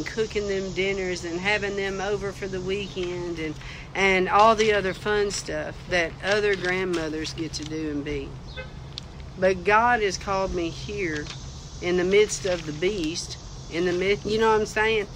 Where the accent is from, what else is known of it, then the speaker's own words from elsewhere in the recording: United States; I am still an American citizen.